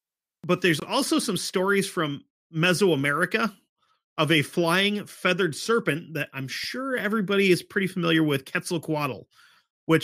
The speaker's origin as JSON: {"language": "English", "region": "Florida", "country": "United States", "tie": "born or raised there", "said": "I grew up in Florida. I'm used to seeing manatees."}